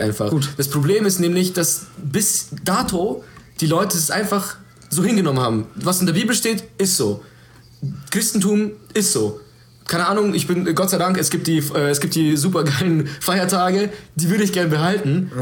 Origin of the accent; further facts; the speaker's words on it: Germany; ich lebe in diesem Land, ich bin Deutscher